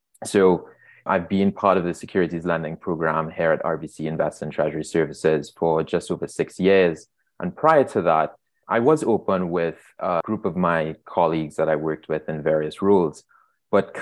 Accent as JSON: {"language": "English", "country": "Trinidad & Tobago", "tie": "born or raised there", "moved": "as an adult", "lives_now": "Toronto, Canada", "said": "As you can hear in my voice, I was born and raised in Trinidad and Tobago"}